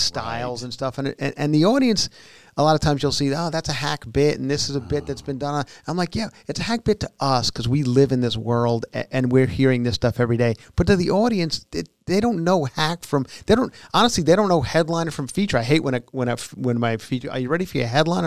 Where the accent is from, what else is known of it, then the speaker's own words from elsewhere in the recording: New York, United States; moved away; also born or lived in Long Island; I grew up in New York